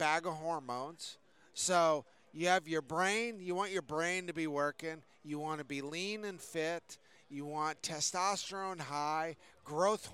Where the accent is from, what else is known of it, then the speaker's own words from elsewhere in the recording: Connecticut, United States; I grew up in Connecticut